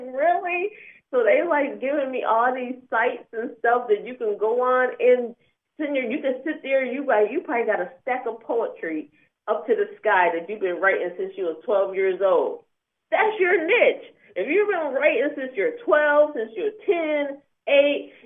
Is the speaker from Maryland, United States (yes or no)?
no; Syracuse, New York, United States; moved away; I'm from Syracuse, New York, originally.